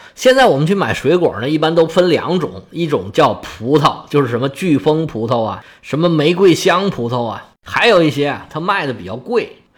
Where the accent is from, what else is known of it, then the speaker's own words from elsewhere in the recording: China; now in Guangdong, China; 我们中国人